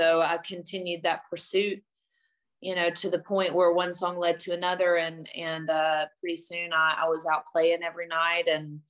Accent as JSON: {"language": "English", "town": "Muscle Shoals", "region": "Alabama", "country": "United States", "tie": "born or raised there", "said": "I grew up in Muscle Shoals, Alabama, which is a notably cool music town there."}